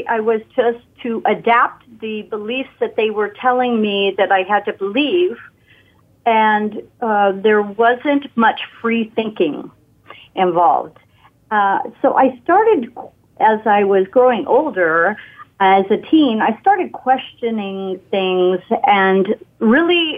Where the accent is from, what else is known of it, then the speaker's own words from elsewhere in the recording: West Covina, California, United States; I was raised in L.A., in West Covina area